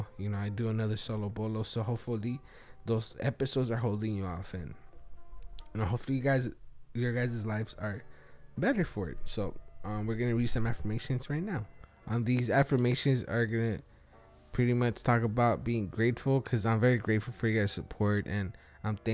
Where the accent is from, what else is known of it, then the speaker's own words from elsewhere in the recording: Wilmington, United States; English is a second language; I was raised in Wilmington